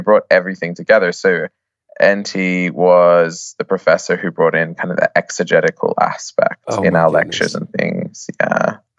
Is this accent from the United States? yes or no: no; Australia; now in Oxford, United Kingdom; Well, I'm an Australian.